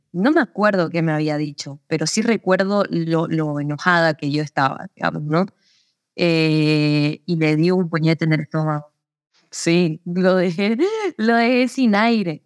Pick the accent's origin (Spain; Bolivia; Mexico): Bolivia; Santa Cruz de la Sierra, Santa Cruz; also born or lived in Córdoba, Argentina; yo nací en Santa Cruz